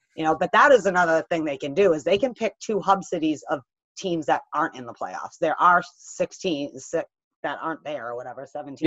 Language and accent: English; New England, United States; I grew up in New England.